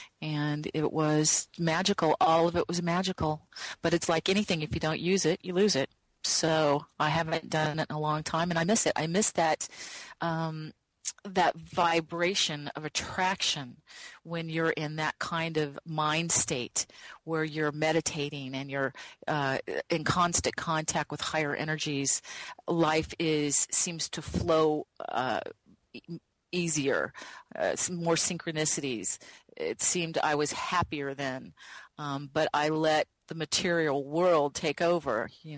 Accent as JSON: {"language": "English", "region": "Midwest", "country": "United States", "tie": "born or raised there", "said": "Growing up in the Midwest, you didn't learn about you couldn't find a channeling class."}